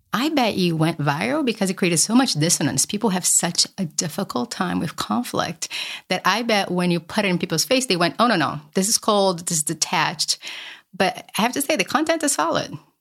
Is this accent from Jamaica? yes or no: no; Brazil; moved away; I grew up poor in Brazil